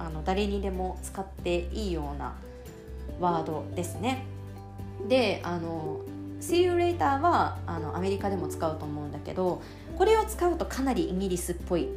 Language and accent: Japanese; Osaka, Japan; 私大阪出身なんですけれど7月24と25といえばもう天神祭りというのがね頭の中に頭の全てにインプットされております